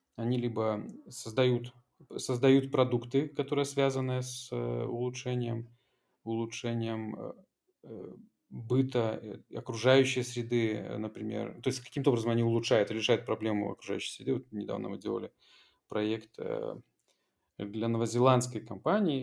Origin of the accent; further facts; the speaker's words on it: Belarus; moved away as an adult; now in Poland; родная страна